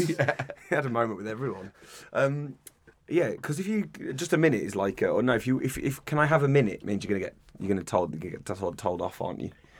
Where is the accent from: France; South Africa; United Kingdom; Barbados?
United Kingdom; England; I like being English.